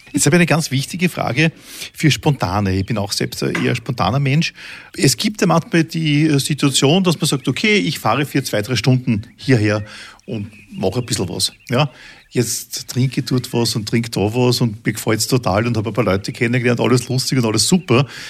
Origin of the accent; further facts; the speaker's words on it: Vienna, Austria; als Wiener